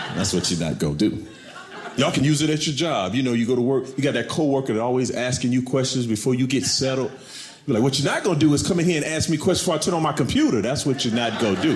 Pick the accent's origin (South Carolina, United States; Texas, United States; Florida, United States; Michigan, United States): South Carolina, United States; Camden; I'm from South Carolina. I'm from a, a, a town, Camden, South Carolina